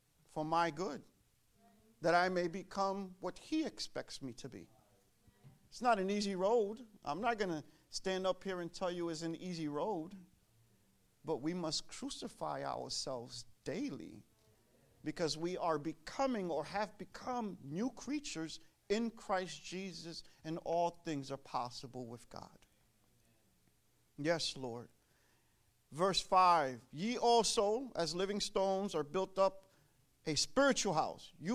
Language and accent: English; New York City, New York, United States; moved away as an adult; now in Connecticut, United States; I was born and raised in Brooklyn, New York